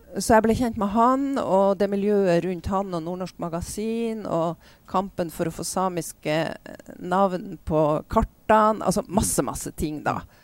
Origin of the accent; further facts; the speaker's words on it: Bodø, Nordland, Norway; Jeg vokste opp i Bodø da, på 50- og 60-tallet